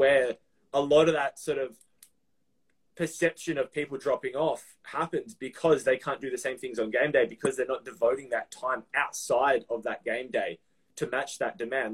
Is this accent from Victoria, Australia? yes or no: yes; Melbourne, Victoria, Australia; It's like in Australia, the south, Melbourne, where I'm from